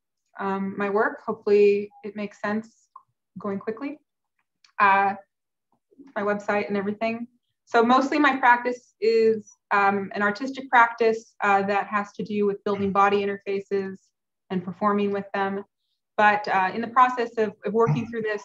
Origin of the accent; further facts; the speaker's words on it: Southern California, United States; now in Tulsa, United States; I'm from Southern California.